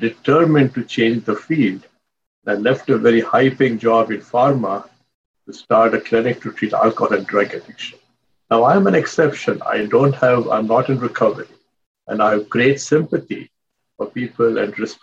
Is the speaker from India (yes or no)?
yes; India; moved away as an adult; now in United States; I came as an immigrant from India